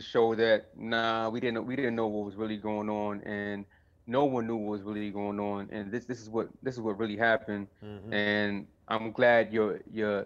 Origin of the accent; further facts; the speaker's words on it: New York City, New York, United States; I'm from Flatbush